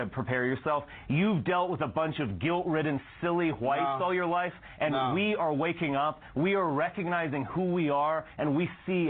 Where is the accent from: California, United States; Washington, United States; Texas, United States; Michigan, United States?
Texas, United States; Dallas; I grew up in Texas.